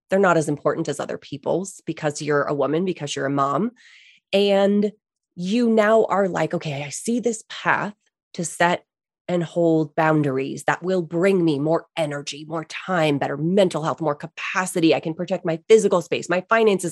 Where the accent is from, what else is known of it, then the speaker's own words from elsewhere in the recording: East Coast, United States; I grew up on the East Coast